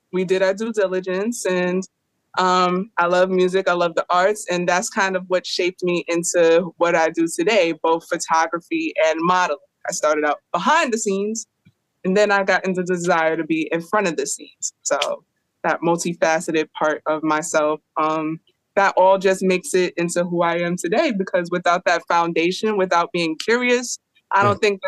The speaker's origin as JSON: {"language": "English", "town": "New York City", "region": "New York", "country": "United States", "tie": "born or raised there", "moved": "as an adult", "lives_now": "Philadelphia, United States", "said": "I currently live in Philly, but I grew up in New York City"}